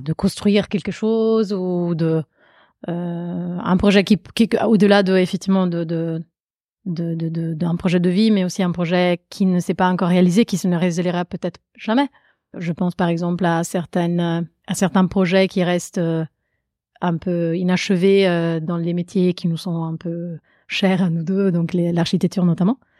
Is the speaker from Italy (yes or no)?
yes; Italy; accent: Italian; French is a second language; now in Paris, France; je suis italienne, j'ai grandi en Italie.